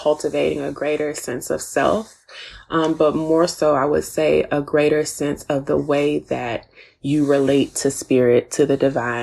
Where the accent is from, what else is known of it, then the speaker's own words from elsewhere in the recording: Texas, United States; also born or lived in Tennessee; now in Atlanta, United States; I was born in Tennessee, raised in Texas, and now I live in a suburb of Atlanta. So I'm a Southerner through and through